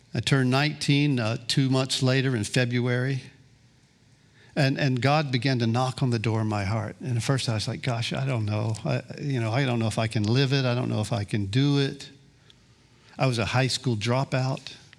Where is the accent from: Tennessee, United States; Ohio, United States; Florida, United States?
Florida, United States; Gulf Coast; also born or lived in Kansas City, Missouri; I grew up on the Gulf Coast here, dropped out of high school at sixteen